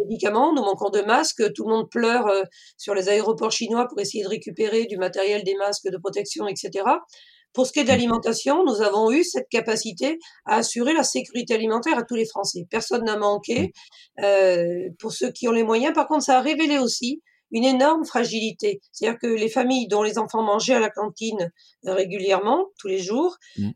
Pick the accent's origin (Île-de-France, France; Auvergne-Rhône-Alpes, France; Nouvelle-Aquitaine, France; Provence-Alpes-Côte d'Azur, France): Auvergne-Rhône-Alpes, France; Cantal; moved away as an adult; now in Maine-et-Loire, France; Je suis originaire du Cantal, mais j'ai suivi mon mari dans le Maine-et-Loire